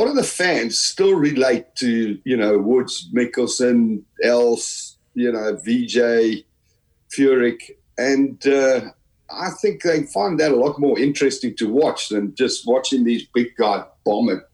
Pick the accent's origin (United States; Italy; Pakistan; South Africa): South Africa; also born or lived in Halifax, Yorkshire, England; I was born in Halifax in Yorkshire. You know, then my parents emigrated to South Africa in the late 60s. So basically, I grew up in South Africa.